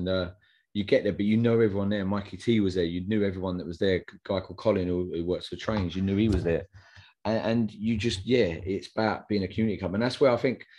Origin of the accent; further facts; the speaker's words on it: Chigwell, East of England, United Kingdom; moved away; also born or lived in Wimbledon; I'm from Essex originally. I was born and bred in Essex, Chigwell.